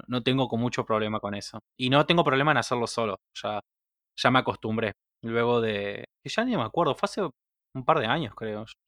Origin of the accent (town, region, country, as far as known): Argentina